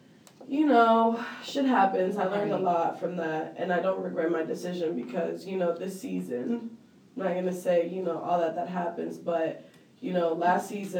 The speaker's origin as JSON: {"language": "English", "country": "Mexico", "tie": "born or raised there", "moved": "yes", "lives_now": "Miami, United States", "said": "I grew up in Mexico."}